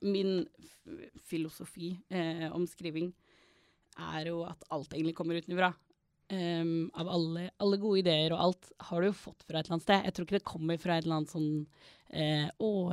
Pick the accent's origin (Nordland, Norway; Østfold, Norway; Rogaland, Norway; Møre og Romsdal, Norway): Rogaland, Norway; Stavanger; jeg vokste opp i Stavanger